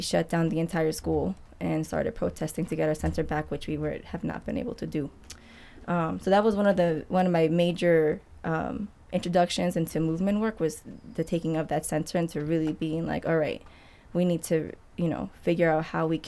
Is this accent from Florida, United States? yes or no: no; Queens, Long Island, New York, United States; moved away as an adult; also born or lived in Harlem, New York; now in Detroit, United States; So I was born in Queens and moved to Long Island, then moved to Harlem for 7 years for college, and then I moved here